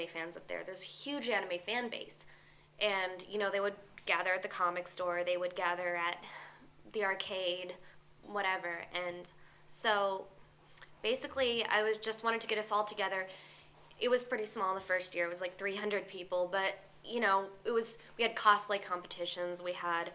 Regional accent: Alaska, United States; moved away as an adult; now in California, United States; I'm from Alaska

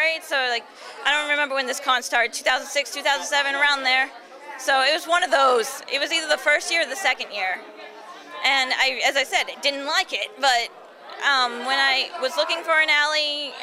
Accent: Boston, Massachusetts, United States; I'm actually from Boston area

